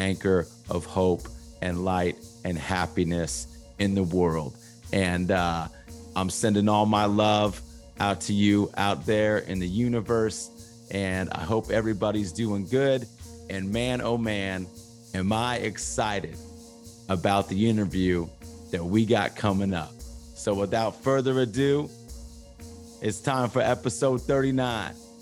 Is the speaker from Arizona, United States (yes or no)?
no; Los Angeles, California, United States; also born or lived in Huntington Beach, California; I grew up in East